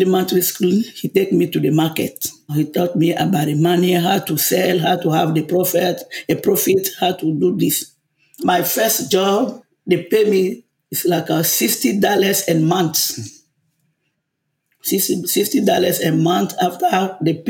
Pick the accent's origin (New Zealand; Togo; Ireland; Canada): Togo; English is a second language; moved away as an adult; now in Newark, United States; I'm from West Africa, Togo